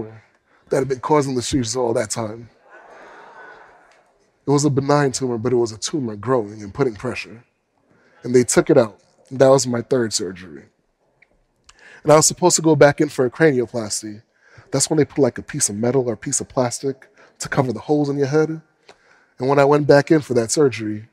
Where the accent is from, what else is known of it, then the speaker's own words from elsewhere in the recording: United States; As a black man growing up in America